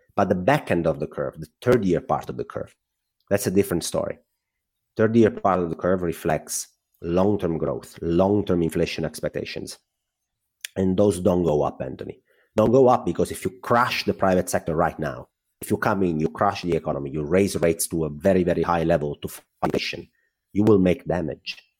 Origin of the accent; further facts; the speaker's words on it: Italy; accent: Italian; English is a second language; I'm Italian, well, my accent probably gave that up already.